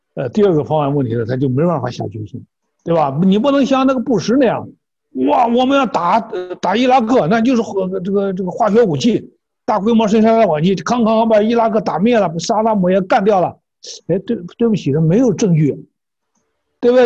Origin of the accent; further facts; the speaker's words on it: China; 我们中国人